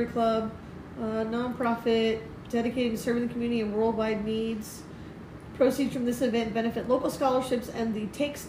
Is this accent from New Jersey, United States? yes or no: yes; New Jersey, United States; now in Key West, United States; I'm from Jersey. We don't speak well.